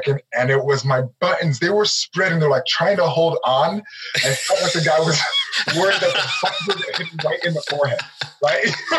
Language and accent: English; Nigeria; I'm a Nigerian. My background, I'm Nigerian. We did not grow up small.